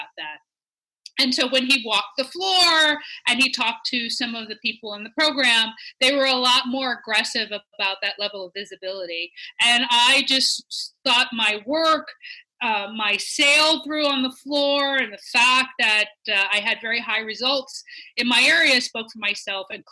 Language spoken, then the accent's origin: English; Washington, District of Columbia, United States; also born or lived in St. Louis, Missouri; I remember growing up in Washington, D.C.